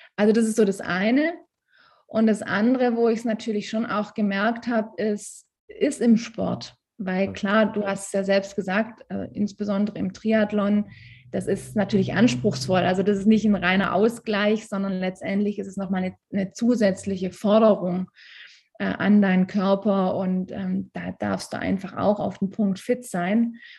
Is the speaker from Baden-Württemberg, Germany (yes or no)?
yes; Stuttgart area, Baden-Württemberg, Germany; moved away as an adult; now in Tyrol, Austria; ich komme ursprünglich aus der Stuttgarter Ecke. Ein kleines bisschen hört man das manchmal.